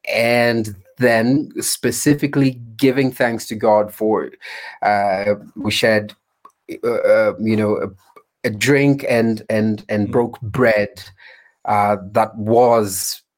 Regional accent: Kenya; So what does being an African Christian look like? What is being a Kenyan and the a Kenyan vineyard church look like? So if we went deeper into the countryside for some of us, you'd have to walk quite far to get any bread

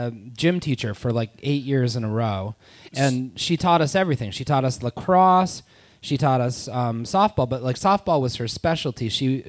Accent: Rhode Island, United States; I'm from Rhode Island.

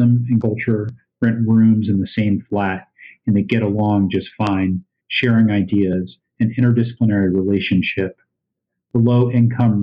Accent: East Coast, United States; now in Iowa City, United States; I grew up on the East Coast and then, you know, spent time in the West Coast.

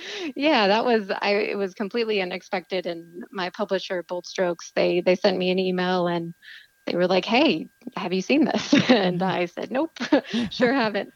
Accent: Texas, United States; moved away; I'm from Texas originally

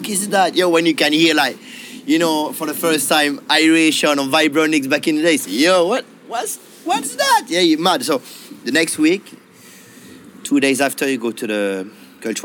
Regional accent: near Geneva, Auvergne-Rhône-Alpes, France; I grew up in France, just near Geneva

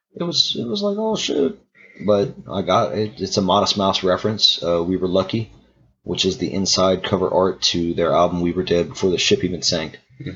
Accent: Mamou, Louisiana, United States; I'm from Mamou, Louisiana. I'm from a 1 square mile town.

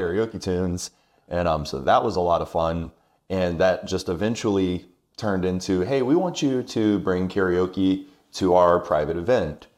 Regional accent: Irmo, South Carolina, United States; also born or lived in Augusta, Georgia / Rock Hill, South Carolina; now in Lexington, United States; Irmo, actually. That's right, okay. Yes, yeah, yeah. Uh, ever since I was two. I was born in Georgia, just right there in Augusta

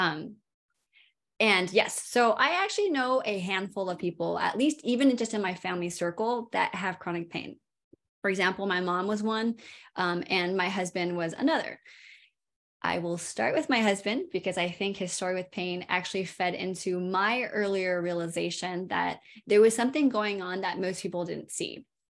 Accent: California, United States; now in Durham, United States; I'm from California originally.

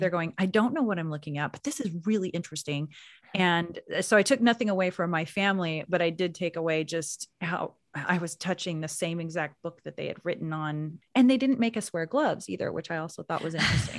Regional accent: Anadarko, Oklahoma, United States; moved away; I grew up in Anadarko, Oklahoma

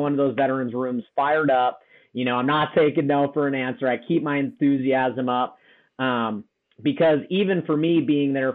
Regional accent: Wisconsin, United States; born and raised in Wisconsin, ended up joining the Marine Corps.

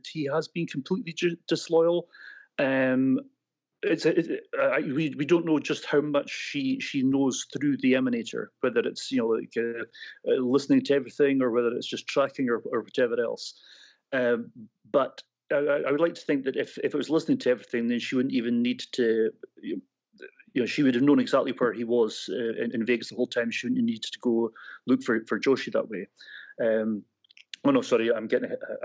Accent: Scotland, United Kingdom; I'm taking that back to my Scottish roots here, maybe getting a little bit Glaswegian for you there. I'm not from Glasgow

